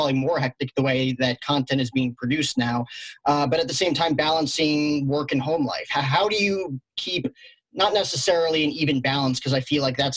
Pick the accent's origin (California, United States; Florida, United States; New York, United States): New York, United States; as a New Yorker